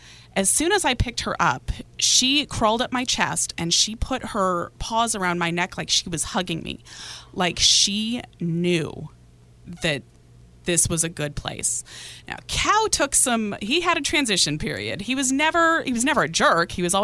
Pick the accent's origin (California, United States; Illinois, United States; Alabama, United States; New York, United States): California, United States; Inland Empire; I'm from the Inland Empire.